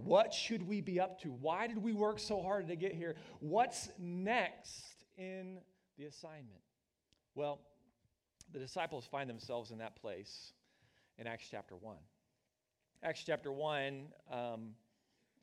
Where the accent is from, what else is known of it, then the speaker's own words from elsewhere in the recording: Oklahoma, United States; moved away as an adult; also born or lived in Missouri / Northeast Ohio; We're both from the lower Midwest. I'm from Oklahoma